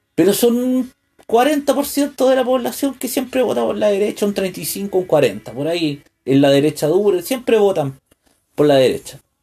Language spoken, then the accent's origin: Spanish; Chile; como un, chileno